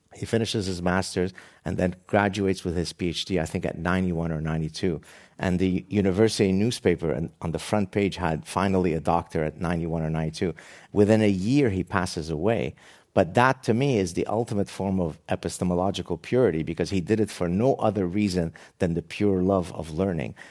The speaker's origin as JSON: {"language": "English", "country": "Lebanon", "tie": "born or raised there", "moved": "yes", "said": "my very tragic childhood growing up in the Lebanese Civil War"}